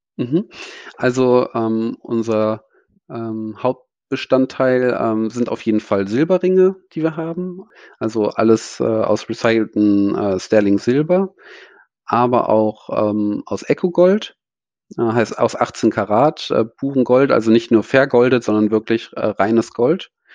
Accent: Germany; moved away; also born or lived in Bali; als Deutscher

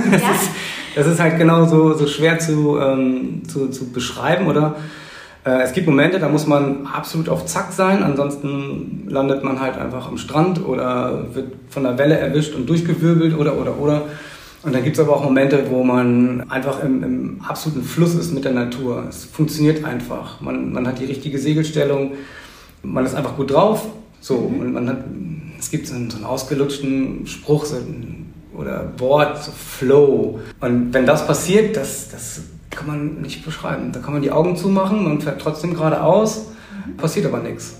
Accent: St. Peter-Ording, Schleswig-Holstein, Germany; also born or lived in Husum; Ich bin tatsächlich ein, ein echter Einheimischer. Ich bin geboren in Husum und mein Leben eigentlich hier auf, auf Eiderstedt und St. Peter-Ording verbracht

